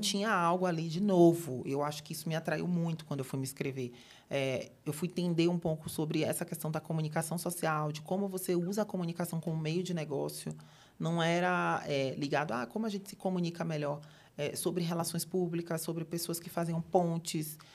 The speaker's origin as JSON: {"language": "Portuguese", "town": "Salvador", "region": "Bahia", "country": "Brazil", "moved": "as an adult", "lives_now": "São Paulo, Brazil", "said": "eu moro em São Paulo há mais ou menos sete anos, mas eu sou de Salvador, sou da Bahia, sou do Nordeste com muito orgulho."}